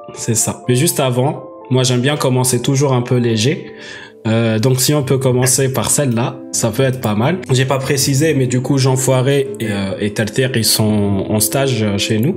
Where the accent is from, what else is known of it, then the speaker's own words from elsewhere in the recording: Algeria; moved away as an adult; now in France; j'ai déménagé de l'Algérie vers la France euh, à 18 ans